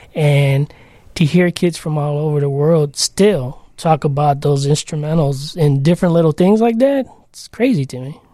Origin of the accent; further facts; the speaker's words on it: Chicago, Illinois, United States; also born or lived in Logan Square, Chicago; as a kid, I grew up on Pilsen, a little village.